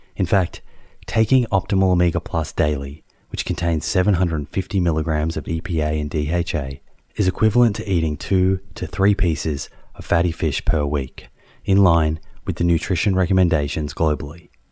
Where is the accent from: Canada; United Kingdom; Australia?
Australia; Melbourne, Victoria; now in Sydney, Australia; growing up in Melbourne